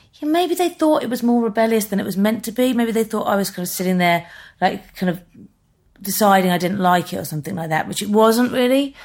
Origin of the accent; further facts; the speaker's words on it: Birmingham, West Midlands, United Kingdom; moved away as an adult; now in London, United Kingdom; I grew up in Birmingham